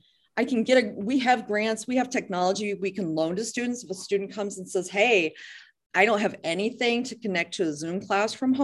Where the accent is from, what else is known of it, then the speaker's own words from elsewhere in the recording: near Dayton, Ohio, United States; moved away as an adult; also born or lived in Columbus, Ohio / Toledo, Ohio; now in Deer Isle, Maine, United States; I came from Columbus, here from Columbus, Ohio, and I grew up near Dayton.